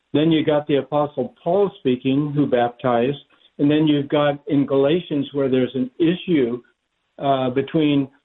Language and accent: English; Oregon, United States; moved away; also born or lived in Southern California; I'm from Oregon.